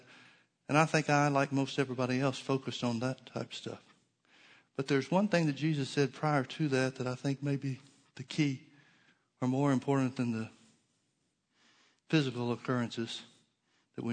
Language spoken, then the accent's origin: English; United States; I'm always going to be more Christian than I am American